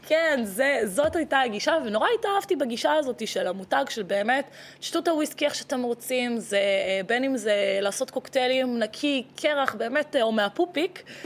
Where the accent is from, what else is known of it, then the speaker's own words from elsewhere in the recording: Israel; also born or lived in Latvia / Tel Aviv, Israel; נולדתי בלטביה, נולדת עליתי בלטביה. לארץ אה, בגיל שנתיים, אז ככה שאני ישראלית אה, לכל דבר